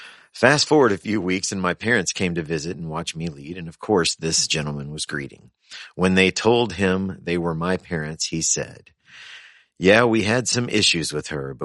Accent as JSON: {"language": "English", "region": "the South", "country": "United States", "tie": "born or raised there", "lives_now": "Wisconsin, United States", "said": "Now, I grew up Pentecostal and in the South, so I have seen many things, but this was definitely a first, and I now live in Wisconsin."}